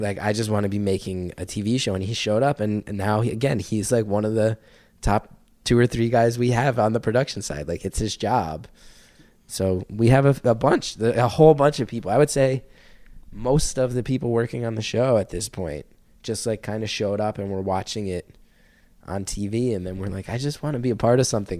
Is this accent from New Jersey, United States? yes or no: yes; New Jersey, United States; I grew up in North Jersey